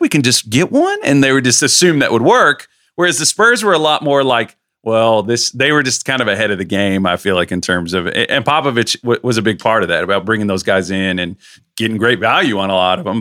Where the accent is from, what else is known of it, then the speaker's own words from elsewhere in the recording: United States; I'm saying we as an American here.